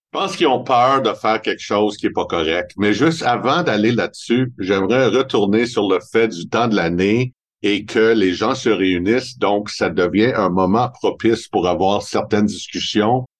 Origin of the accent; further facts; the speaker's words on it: Montreal, Quebec, Canada; accent: Montreal; j'ai vraiment un accent de Montréal. Mais c'est normal parce que ça fait 58 ans que je reste à Montréal